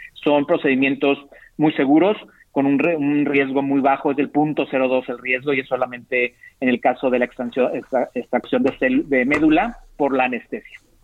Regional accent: Mexico; nuestra diversidad étnica como mexicanos

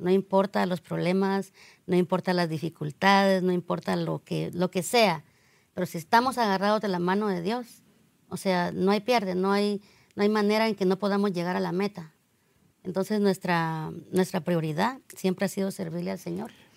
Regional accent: Guatemala; moved away; yo soy de Guatemala

